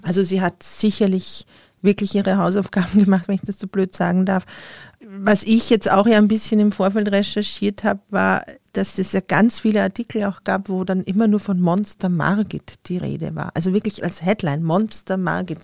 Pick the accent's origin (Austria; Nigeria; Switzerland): Austria; für mich als Österreicherin